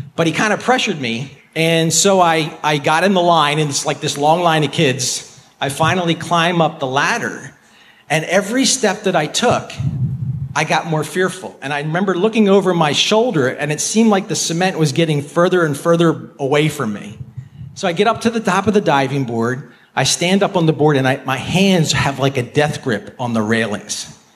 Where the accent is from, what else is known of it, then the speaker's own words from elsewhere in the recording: outside of Philadelphia, Pennsylvania, United States; I grew up outside of Philadelphia